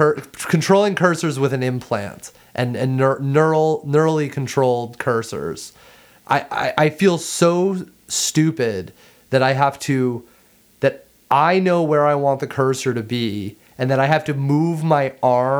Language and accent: English; Ohio, United States; moved away as an adult; also born or lived in North Carolina / London; I grew up in Ohio.